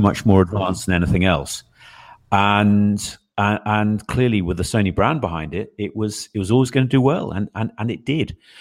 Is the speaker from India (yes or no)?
no; England, United Kingdom; I'm the guy from England